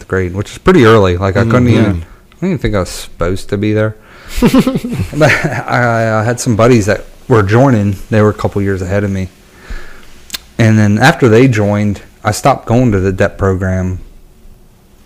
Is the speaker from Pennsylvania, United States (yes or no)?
yes; Pennsylvania, United States; also born or lived in Watertown, New York; I was actually born in Watertown, New York, upstate New York, right on the Canada border there. And moved to Pennsylvania when I was about 3 years old